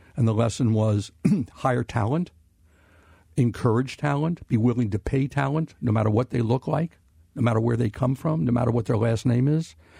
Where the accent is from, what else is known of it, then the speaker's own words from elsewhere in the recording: Cincinnati, Ohio, United States; growing up in Cincinnati